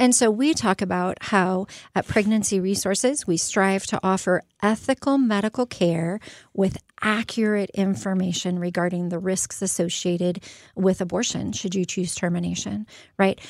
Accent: Phoenix, Arizona, United States; now in Quad Cities, United States; I'm from Phoenix

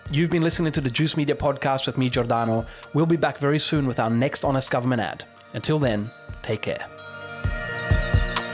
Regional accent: Australia

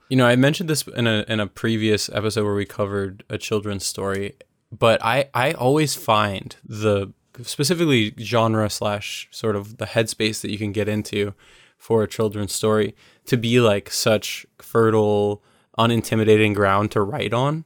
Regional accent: United States; as an American

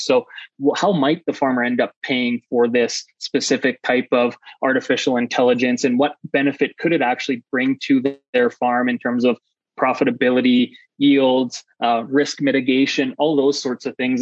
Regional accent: Saskatchewan, Canada; now in Calgary, Canada; I'm Canadian. I'm from uh, Saskatchewan, Canada originally. I now live in, in Calgary, Alberta

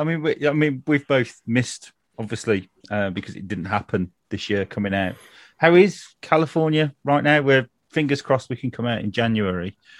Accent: United Kingdom

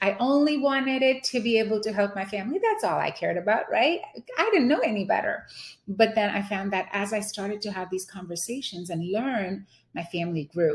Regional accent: India; moved away as an adult; now in Houston, United States; I was born and raised in India

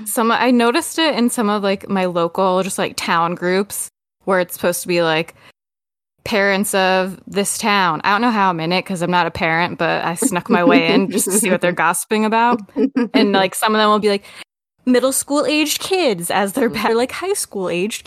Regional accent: United States; as an American

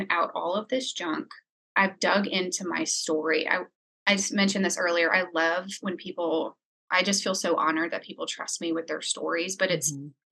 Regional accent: New Orleans, Louisiana, United States; I grew up in New Orleans

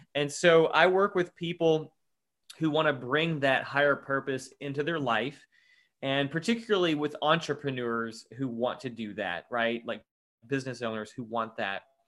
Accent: Louisville, Kentucky, United States; I'm from Louisville, Kentucky. Uh, that's where I'm living right now

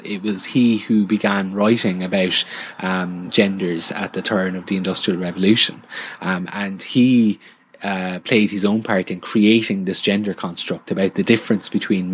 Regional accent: Ireland; somebody refers to me as Irish

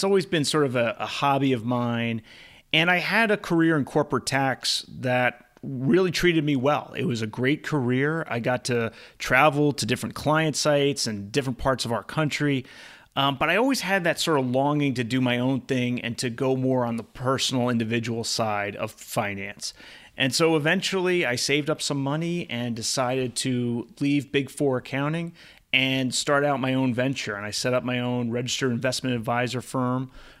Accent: East Coast, United States; now in California, United States; So I grew up on the East Coast. And until my honeymoon 3 years ago, I had never been to Hawaii. And now that I live in California, Hawaii is very accessible.

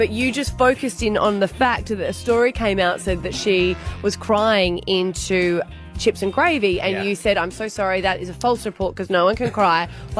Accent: South Australia, Australia; I'm from South Australia.

